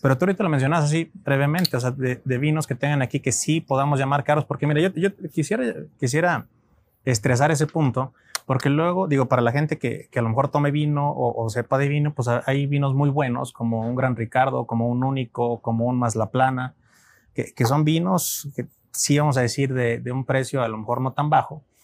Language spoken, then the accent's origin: Spanish; Mexico; como mexicanos